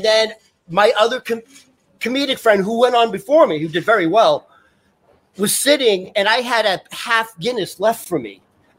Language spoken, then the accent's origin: English; Boston, Massachusetts, United States; now in New York City, United States; I literally live around the corner because I'm from Beacon Hill.